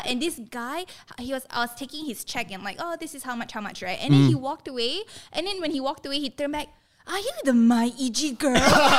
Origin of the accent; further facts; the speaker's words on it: Seremban, Negeri Sembilan, Malaysia; I'm from Seremban.